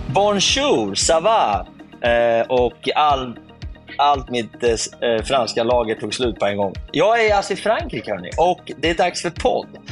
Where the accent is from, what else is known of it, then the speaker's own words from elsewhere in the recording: Sweden; hemma i Sverige